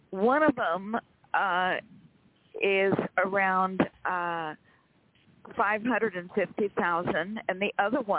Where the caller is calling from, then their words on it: Rancho Cordova, California, United States; …, Rancho Cordova, California.